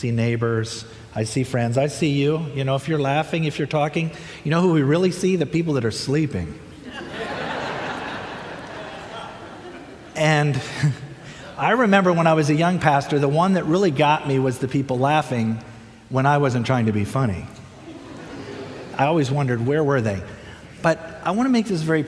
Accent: Midwest, United States; moved away as an adult; also born or lived in Minnesota / Puerto Rico / Chicago / Berrien Springs; now in Florida, United States; I grew up in the Midwest

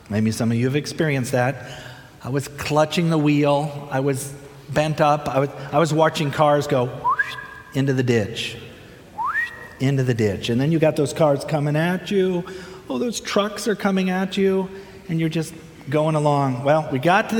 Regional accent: Midwest, United States; moved away as an adult; also born or lived in Minnesota / Puerto Rico / Chicago / Berrien Springs; now in Florida, United States; I grew up in the Midwest

